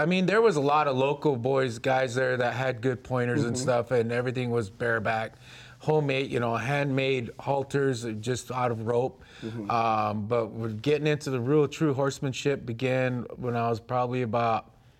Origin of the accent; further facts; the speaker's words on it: Lakota country, South Dakota, United States; also born or lived in Pine Ridge Indian Reservation / Rosebud Reservation; I was born on the Pine Ridge Indian Reservation, but I like to say that I grew up in Lakota country because of my mother. She's from the Cheyenne River Reservation in South Dakota.